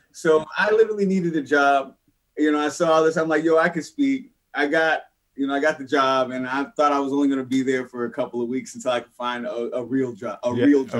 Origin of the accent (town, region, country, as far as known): San Francisco, California, United States; born or raised there